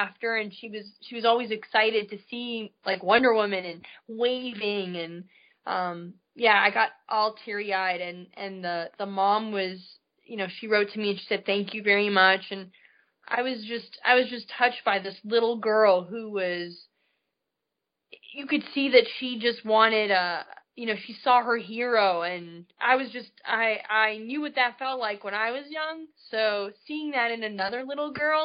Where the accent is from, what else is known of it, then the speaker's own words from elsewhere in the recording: Canada; I grew up in Canada. I was born and raised up there